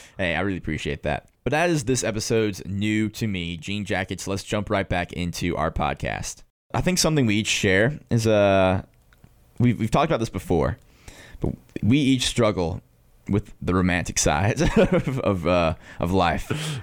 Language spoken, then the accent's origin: English; Hayesville, North Carolina, United States; I am from Haysville, North Carolina